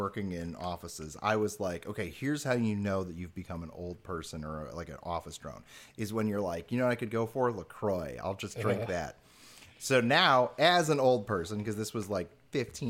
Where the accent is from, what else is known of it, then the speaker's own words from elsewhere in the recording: Chicago, Illinois, United States; I grew up in Chicago